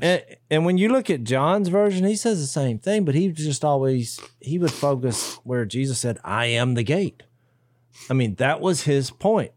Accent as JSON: {"language": "English", "country": "United States", "said": "as an American citizen"}